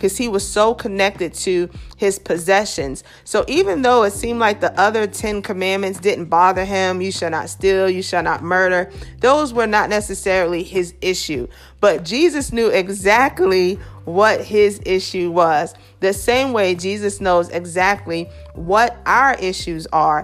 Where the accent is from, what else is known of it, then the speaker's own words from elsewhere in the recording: New York City, New York, United States; Growing up in Brooklyn